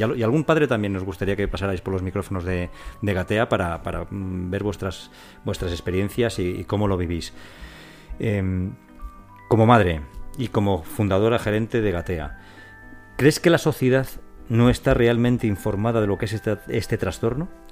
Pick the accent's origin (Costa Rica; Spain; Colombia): Spain; Robladillo, Castile and León; soy de, un, de Valladolid, de un pueblecito muy pequeño y ahí en nuestro pueblo